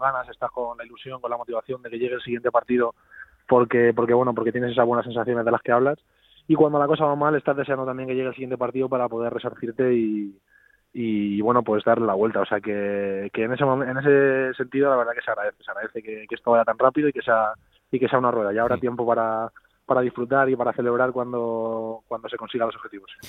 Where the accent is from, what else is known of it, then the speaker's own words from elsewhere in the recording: Fuenlabrada, Community of Madrid, Spain; also born or lived in Leganés; yo realmente yo nací en Leganés, pero yo me siento de Fuenlabrada, o sea, toda la vida he vivido